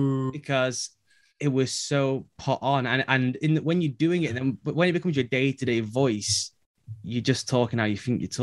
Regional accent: England, United Kingdom; So I decided I am going to do an American accent. So when they call, they cannot tell I'm English.

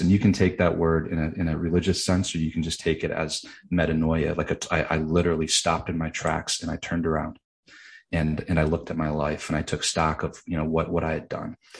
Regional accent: Grand Rapids, Michigan, United States; as a middle class kid growing up in West Michigan

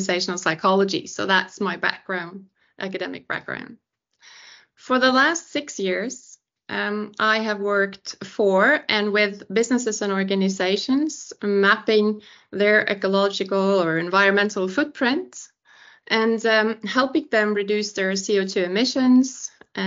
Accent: Senja, Troms, Norway; I'm originally from Senja, which is Norway's second largest island, located above the Arctic Circle.

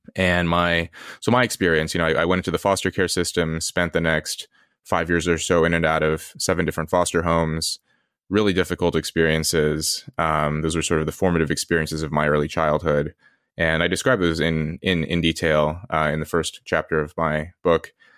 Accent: Red Bluff, California, United States; also born or lived in Los Angeles; I did grow up in L A, I grew up in California, in Red Bluff later

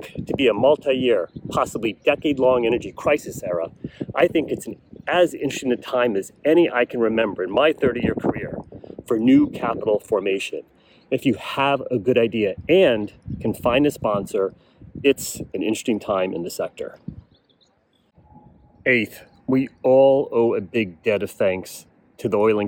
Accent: United States; as an American

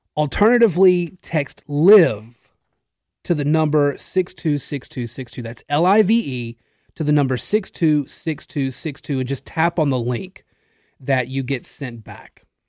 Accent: Natchitoches, Louisiana, United States; I was working in another radio station in my hometown in Natchitoches

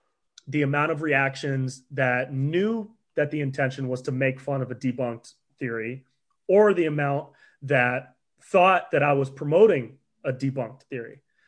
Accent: Davis, California, United States; I grew up in Davis up by Sacramento.

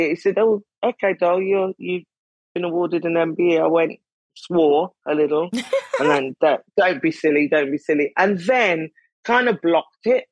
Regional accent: United Kingdom; I'm British

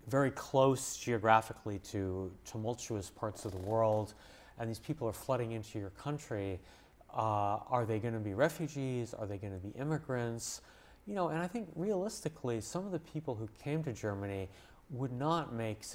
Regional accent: Montreal, Quebec, Canada; moved away; I grew up in Montreal in Canada

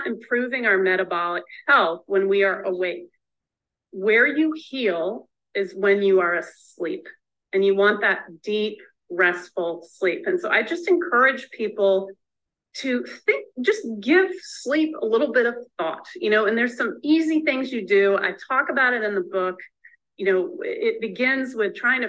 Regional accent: the South, United States; I'm from the South

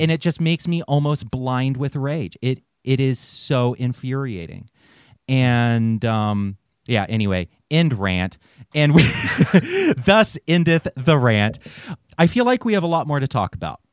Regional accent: the South, United States; I grew up in the South

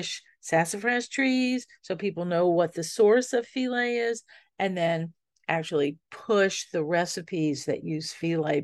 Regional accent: New Orleans, Louisiana, United States; growing up in New Orleans

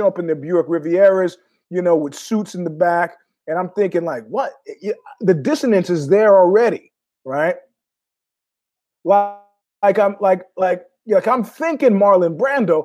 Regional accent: New York City, New York, United States; I was born in Queens, grew up in Ozone Park, JFK.

